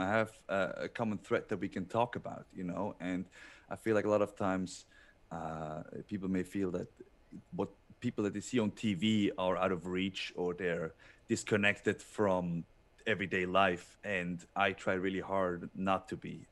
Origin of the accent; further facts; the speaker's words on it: Switzerland; moved away as an adult; growing up in Switzerland where every, every mountain, uh, has its own, like, um, fairy tale book